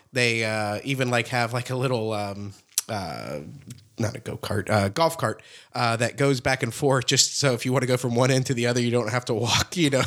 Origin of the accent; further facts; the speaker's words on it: Apopka, Florida, United States; born and raised in the greater Orlando area